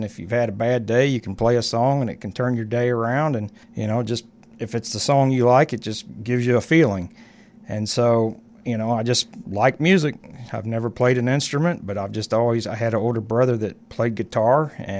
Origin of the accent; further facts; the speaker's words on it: Hannibal, Missouri, United States; I was born and raised in Hannibal, went to school with you and several other people. I've lived in this area most of my life, except for a year and a half when I moved away after high school, and then I came back.